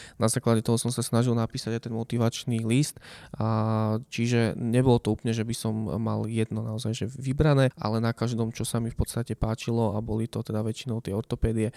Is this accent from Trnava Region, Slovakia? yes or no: no; Nová Baňa, Banská Bystrica Region, Slovakia; moved away as an adult; now in Bratislava, Slovakia; mama v podstate pracovala ako zdravotná sestra u nás v Novej Bani v nemocnici